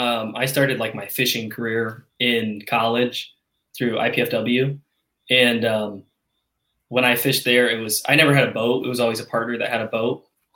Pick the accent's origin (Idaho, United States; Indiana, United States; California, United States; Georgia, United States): Indiana, United States; Fort Wayne; I'm from Fort Wayne, Indiana.